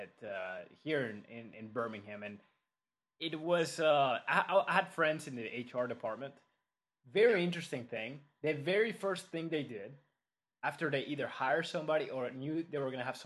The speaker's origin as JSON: {"language": "English", "country": "Mexico", "said": "I'm from Mexico"}